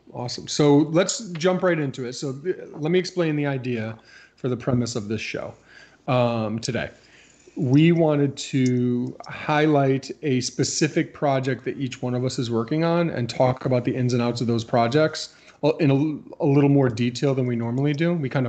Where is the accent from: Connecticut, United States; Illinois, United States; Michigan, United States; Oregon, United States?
Connecticut, United States; I mean, I like Kevin's t-shirt because I'm from Connecticut.